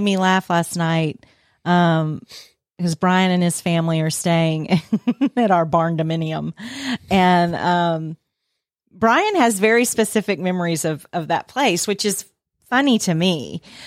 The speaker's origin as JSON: {"language": "English", "town": "Nashville", "region": "Tennessee", "country": "United States", "tie": "born or raised there", "said": "I grew up in Nashville, Tennessee"}